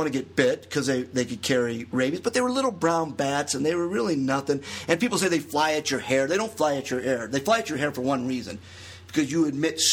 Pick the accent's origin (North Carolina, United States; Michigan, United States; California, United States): Michigan, United States; growing up in Michigan is where I grew up as a kid